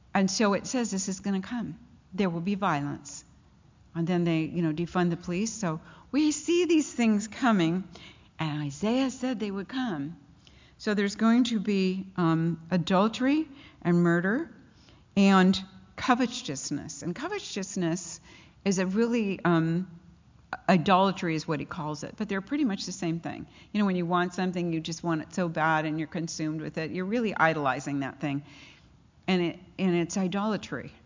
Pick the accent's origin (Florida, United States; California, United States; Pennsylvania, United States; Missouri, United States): California, United States; Pasadena; I grew up in Pasadena, so I know those mountains